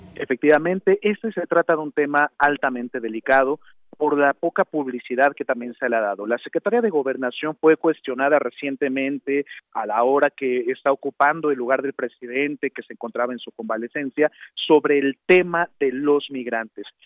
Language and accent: Spanish; Mexico